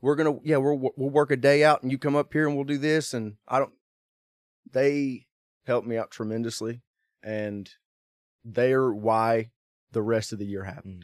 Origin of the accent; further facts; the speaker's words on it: Kannapolis, North Carolina, United States; being from my hometown in Kannapolis, North Carolina.